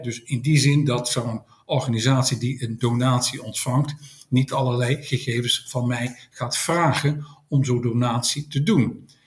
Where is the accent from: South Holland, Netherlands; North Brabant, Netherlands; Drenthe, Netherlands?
North Brabant, Netherlands; Tilburg; now in Schoorl, Netherlands; ik kom van oorsprong uit Tilburg, maar ik woon op dit moment woon ik in Schorl aan de kust.